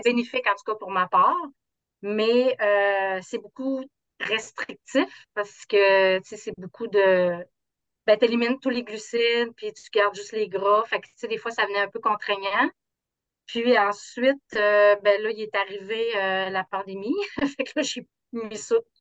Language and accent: French; South Shore of Quebec City, Canada; Je viens de la rive sud de Québec